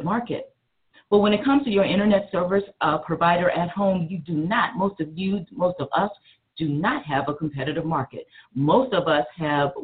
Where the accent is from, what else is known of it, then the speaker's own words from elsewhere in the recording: South Carolina, United States; I'm from South Carolina